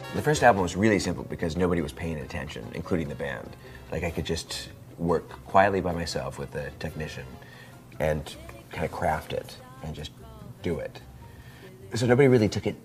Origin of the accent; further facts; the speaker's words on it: Indiana, United States; now in Portland, United States; When I was a child, uh, growing up in Indiana